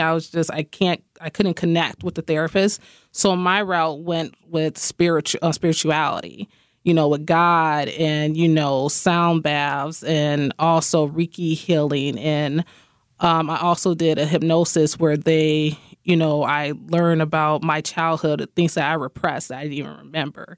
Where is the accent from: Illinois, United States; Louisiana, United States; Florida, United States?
Illinois, United States; Rockford; I am from Rockford, Illinois. born and raised.